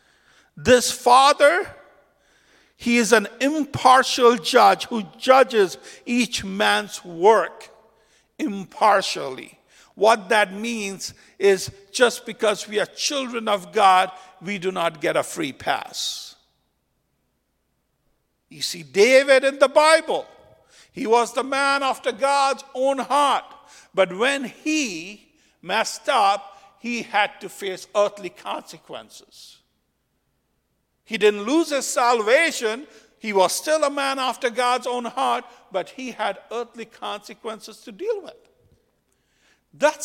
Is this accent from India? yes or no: yes; India; moved away; When I grew up in India, I had a lot of family members who were really anti-Islam because I grew up in a Hindu family.